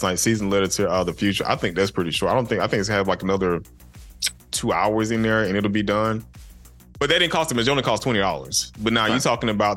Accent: Georgia, United States; I'm still particular about how my state is portrayed

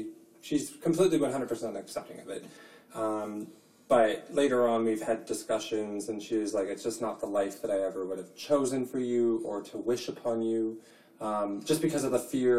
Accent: Saskatchewan, Canada; moved away as an adult; now in Edmonton, Canada; I left my hometown and from Saskatchewan

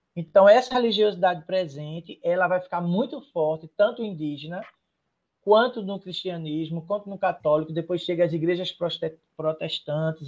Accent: Recife, Pernambuco, Brazil; Eu nasci em Casa Amarela, no Morro da Conceição, e aí, como muita gente sabe, o Morro da Conceição é uma efervescência de cultura popular

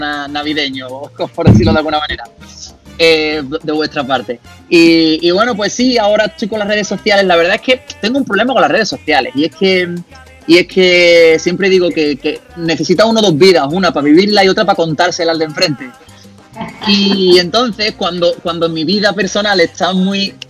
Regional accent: Seville, Andalusia, Spain; como buen andaluz y buen sevillano, pues comencé cantando flamenco

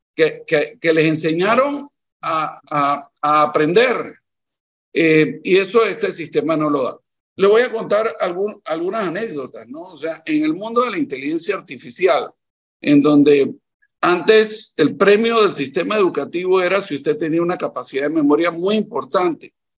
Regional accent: Panama; soy un panameño que tiene tres décadas de estar dedicando buena parte de mi vida al quehacer público

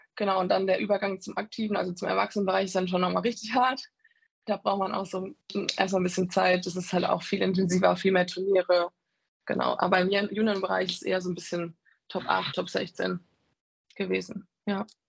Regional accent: Walldürn, Baden-Württemberg, Germany; also born or lived in Tauberbischofsheim; Ich war erst in Maldörn auf der Schule

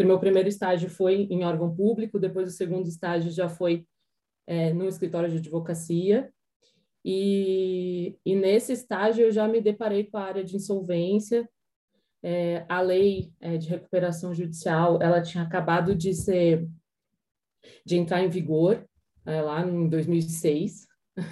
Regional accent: Jundiaí, São Paulo, Brazil; moved away as an adult; now in Curitiba, Brazil; eu sou de Jundiaí, mas eu moro em Curitiba desde 2015

